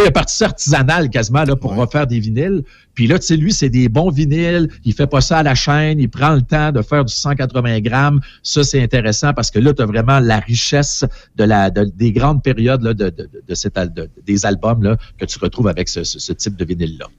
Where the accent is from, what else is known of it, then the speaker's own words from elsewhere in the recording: Portneuf, Quebec, Canada; une pharmacie qui était à quelques maisons de chez nous, à Portneuf